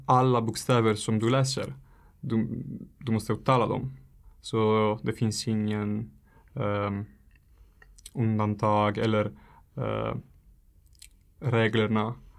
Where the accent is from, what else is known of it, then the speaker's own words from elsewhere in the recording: Italy; Swedish is a second language; moved away as an adult; now in Handen, Sweden; jag kommer från Italien.